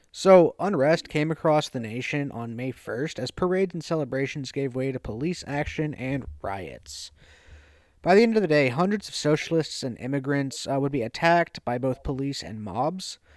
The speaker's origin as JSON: {"language": "English", "region": "the South", "country": "United States", "said": "we are from the South"}